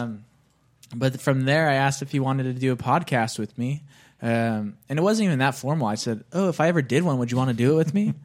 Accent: Bakersfield, California, United States; my hometown of Bakersfield

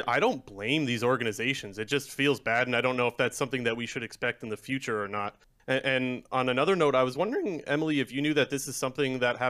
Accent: Toronto, Ontario, Canada; now in Sarnia, Canada; And I know, like, obviously I'm from Toronto.

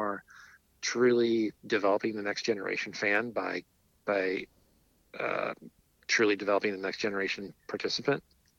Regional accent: Albuquerque, New Mexico, United States; now in New Mexico, United States; Even though I'm not Hispanic, mariachi speaks to me because I live in New Mexico, or I'm from Albuquerque.

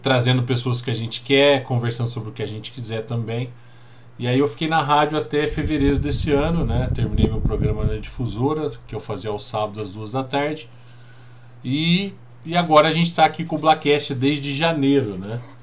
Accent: São José do Rio Pardo, São Paulo, Brazil; also born or lived in Araraquara; Eu nasci em Araraquara, com acho que mais ou menos uns dois ou três anos eu mudei para São José estou aqui até hoje

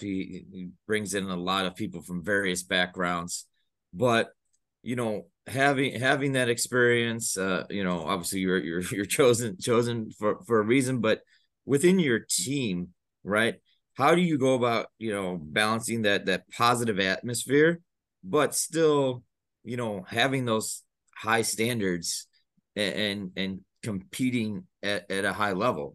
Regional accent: Chicago, Illinois, United States; I'm from the Chicago suburbs.

